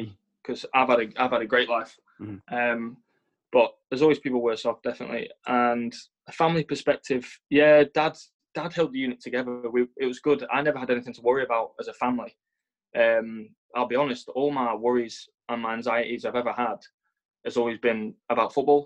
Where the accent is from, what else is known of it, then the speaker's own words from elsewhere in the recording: Blackburn, North West England, United Kingdom; accent: English; my English accent. And I can't help where I was born, Blackburn